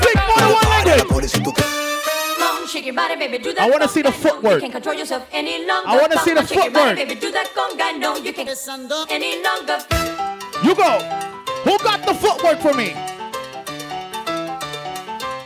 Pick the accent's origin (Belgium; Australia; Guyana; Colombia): Guyana; also born or lived in New York; I'm from Guyana.